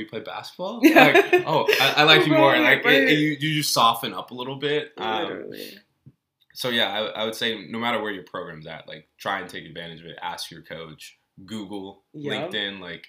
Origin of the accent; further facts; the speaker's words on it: Belgium; born there; because I was born in Belgium. Mm-hmm. And being born in Belgium, being like an American expat, like I went to an international school